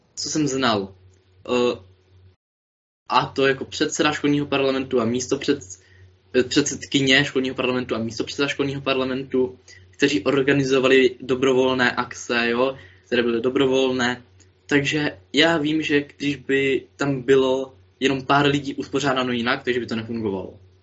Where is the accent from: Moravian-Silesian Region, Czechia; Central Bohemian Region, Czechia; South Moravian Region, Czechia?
Moravian-Silesian Region, Czechia; jsem až z Moravskoslezského kraje